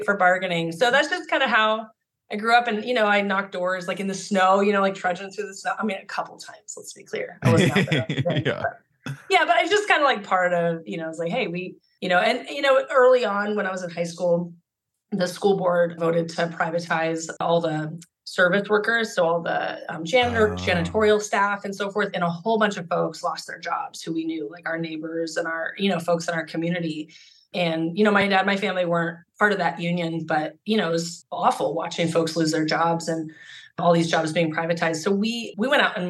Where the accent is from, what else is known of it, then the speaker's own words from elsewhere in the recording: Alaska, United States; now in Oregon, United States; I'm from Alaska, and this little tiny rural town in Alaska, and like surrounded by mountains